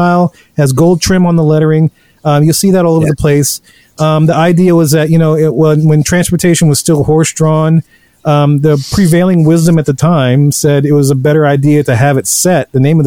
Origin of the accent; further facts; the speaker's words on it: New Orleans, Louisiana, United States; also born or lived in North Shore, Louisiana; I grew up in New Orleans